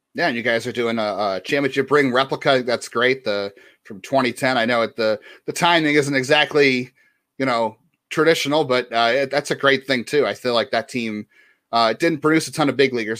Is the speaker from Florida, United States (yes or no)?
no; Cleveland, Ohio, United States; I grew up in East Side or Cleveland